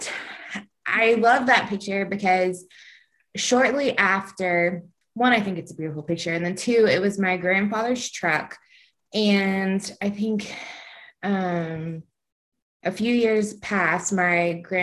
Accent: Alabama, United States; moved away as an adult; also born or lived in Kansas; I'm from Alabama

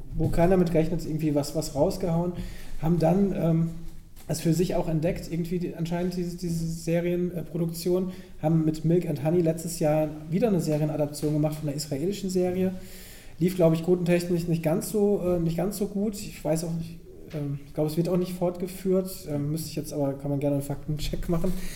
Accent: near Bonn, North Rhine-Westphalia, Germany; ich komme da aus der Nähe

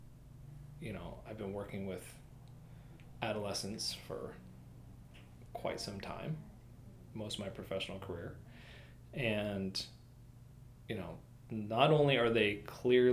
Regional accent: Lincoln, Nebraska, United States; also born or lived in Massachusetts; now in Vermont, United States; I grew up in Nebraska and I was in the capital city

